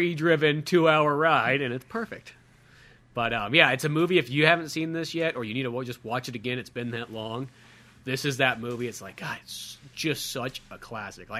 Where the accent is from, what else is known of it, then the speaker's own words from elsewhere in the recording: United States; being an American